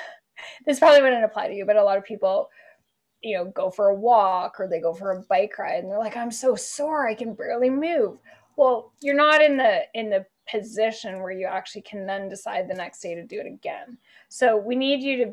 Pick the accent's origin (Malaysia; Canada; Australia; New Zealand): Canada; moved away as an adult; I grew up in Canada